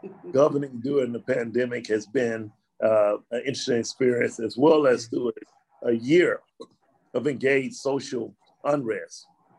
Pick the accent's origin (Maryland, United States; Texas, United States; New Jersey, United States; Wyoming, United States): Texas, United States; Dallas; I'm born and raised in Dallas, grew up in the Pleasant Grove area. I went to Skyline High School, that's where I graduated from.